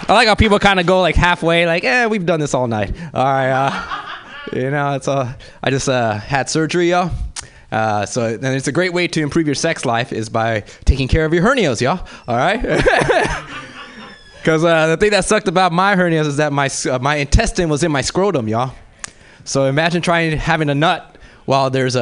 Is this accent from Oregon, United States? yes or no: no; Los Angeles, California, United States; I grew up in South Central